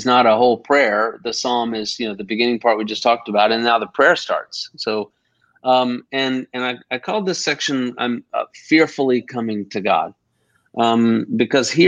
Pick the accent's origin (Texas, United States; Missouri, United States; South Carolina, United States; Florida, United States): Texas, United States; now in Augusta, United States; my Texas roots, you know, because I'm a Texan